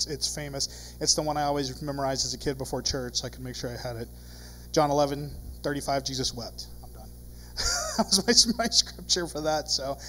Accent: Ireland; Now, I'm Irish. We got a lot of weird traditions.

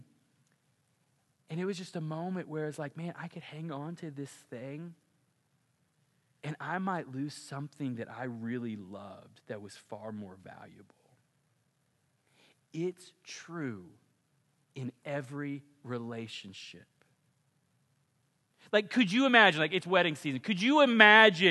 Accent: Ponca City, Oklahoma, United States; I grew up in Ponca City, Oklahoma

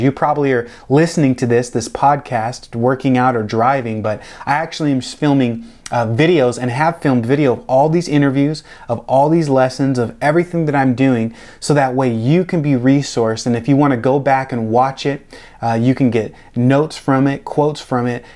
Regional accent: Tacoma, Washington, United States; moved away as an adult; also born or lived in Olympia, Washington; now in Delray Beach, United States; I was born and raised in Tacoma, um, that's outside of Seattle

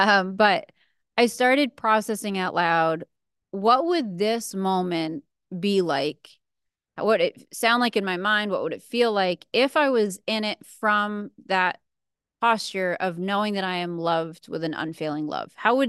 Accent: New England, United States; So I'm from New England originally, and so I love snow. I love the winter.

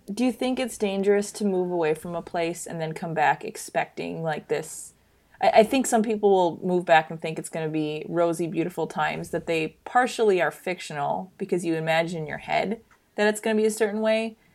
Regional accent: Michigan, United States; moved away as an adult; now in Minneapolis, United States; I technically I grew up in Michigan

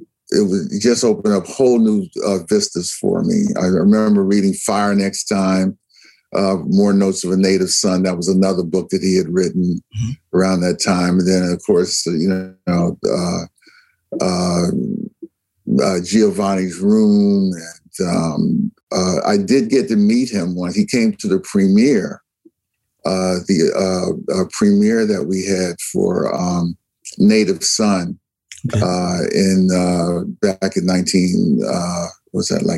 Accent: Newark, New Jersey, United States; my life growing up in Newark

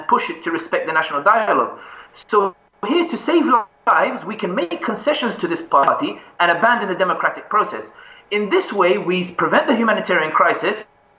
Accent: London, United Kingdom; when I was growing up in London

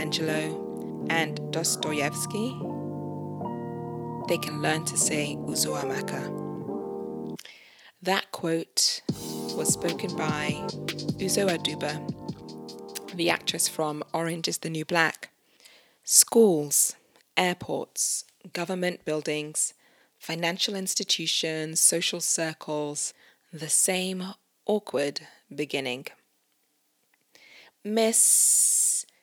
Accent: United Kingdom; Me being a Nigerian Brit

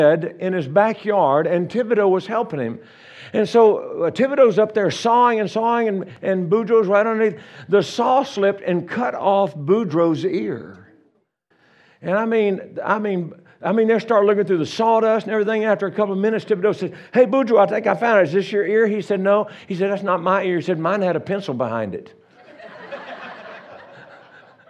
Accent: Louisiana, United States; moved away as an adult; now in Colorado, United States; I'm from Louisiana originally. We've been living in Colorado for about 35, 6 years

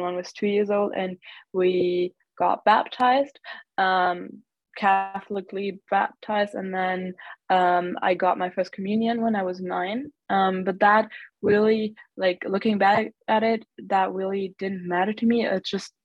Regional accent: Germany; also born or lived in United States; I grew up in Germany. I've always lived here besides having spent 1 year in the US

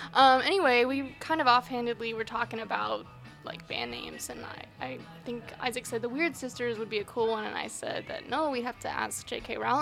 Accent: Tampa, Florida, United States; also born or lived in Michigan; now in Nashville, United States; Well, I went to school there, I am actually originally from Florida, from Tampa Bay.

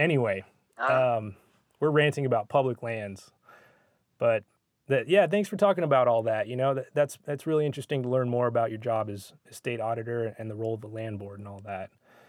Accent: Missoula, Montana, United States; I'm from the opposite side of the state. I'm from Missoula

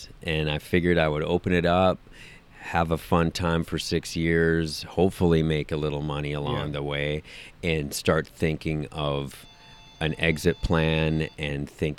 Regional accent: Minneapolis, Minnesota, United States; moved away as an adult; also born or lived in Milwaukee, Wisconsin; I grew up in Minneapolis, worked at a record store in Minneapolis

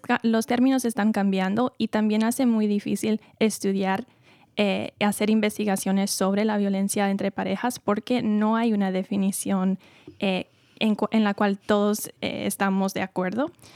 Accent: New York, United States; moved away as an adult; now in California, United States; Yo vengo de Nueva York y viví siempre ahí antes de mudarme a California para estudiar la psicología clínica

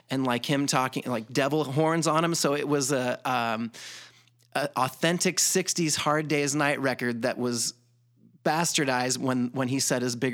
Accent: Columbus, Georgia, United States; I grew up in Columbus, Georgia at Fort Benning. Um, you know, growing up in the South in the 80s was an interesting thing.

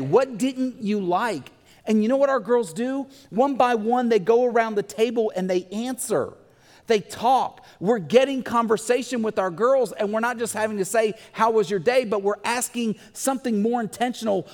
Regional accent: Bumpus Mills, Tennessee, United States; we had gardens growing up in Bumpus Mills, Tennessee

